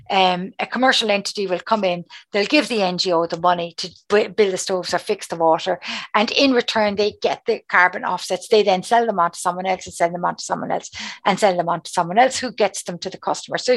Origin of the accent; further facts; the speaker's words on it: Cork, Munster, Ireland; accent: Cork; just how strong my Cork accent is.